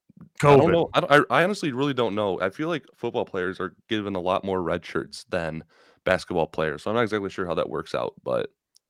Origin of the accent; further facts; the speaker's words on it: Chicago, Illinois, United States; accent: Chicago; I'm from the South Side.